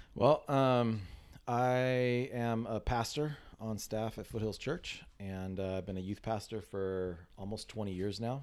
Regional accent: San Diego, California, United States; I grew up in San Diego

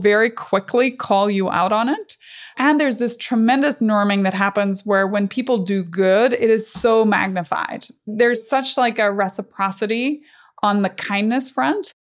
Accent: Northern Ireland, United Kingdom; growing up in Northern Ireland

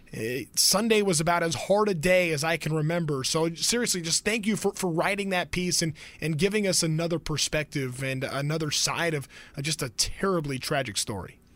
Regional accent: Anaheim, California, United States; born and raised in Anaheim. Uh, grew up, I grew up in Orange County

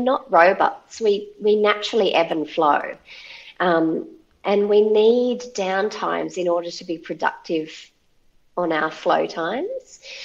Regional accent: Central Coast of New South Wales, Australia; moved away as an adult; now in northwest coast, Tasmania, Australia; I'd spent all my life growing up on the Central Coast and never felt a really strong affinity with it

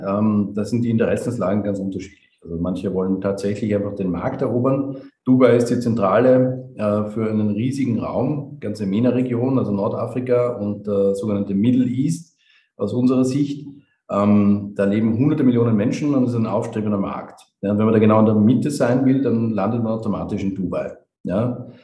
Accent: Vienna, Austria; moved away as an adult; also born or lived in Maastricht; now in Ras Al Khaimah, United Arab Emirates; bin äh, ein echter Österreicher, bin in, in Wien geboren und habe auch wirklich fast mein gesamtes Leben in Wien verbracht.

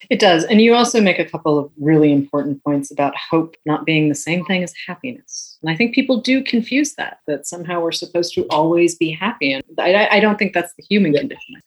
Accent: New England, United States; someone who grew up in New England

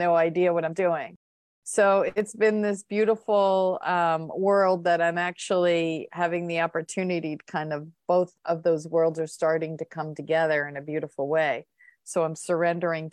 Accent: Rumson, New Jersey, United States; I'm from the Jersey Shore. So I grew up in the Rumson area

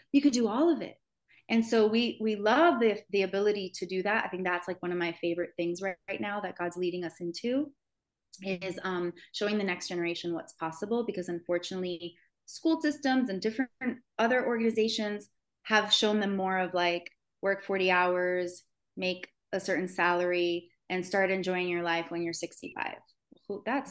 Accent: Miami, Florida, United States; I grew up in Miami, um, in the heart of like where celebrities live

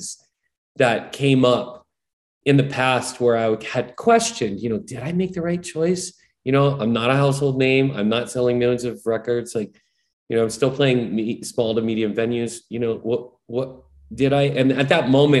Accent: Hawaii, United States; I'm born and raised in Hawaii

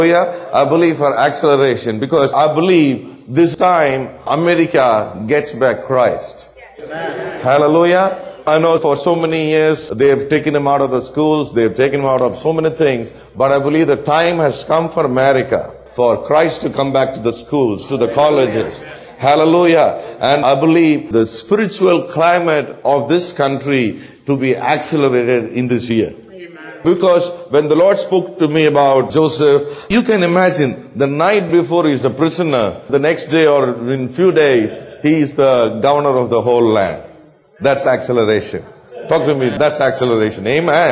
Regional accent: South India, India; I'm from South India

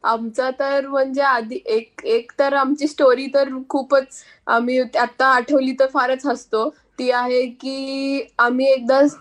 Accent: Pune, Maharashtra, India; आम्ही पुण्याचे आहे

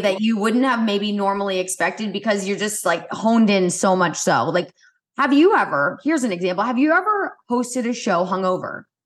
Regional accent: Indianapolis, Indiana, United States; I grew up in Indianapolis

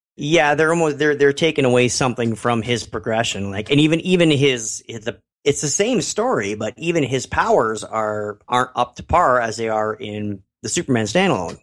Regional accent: Canada; I'm Canadian.

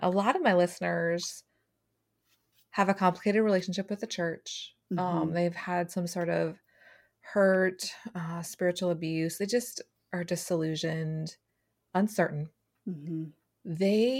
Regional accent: Minnesota, United States; I grew up in Minnesota, so I understand.

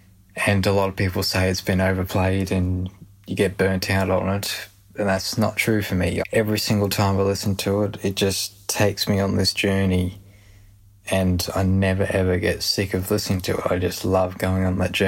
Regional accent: New South Wales, Australia; I'm from New South Wales, Australia.

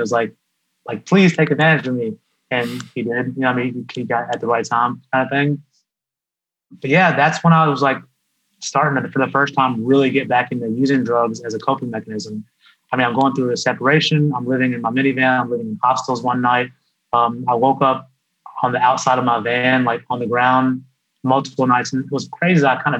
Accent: India; now in United States; the fact that I'm Indian and selling an Indian product

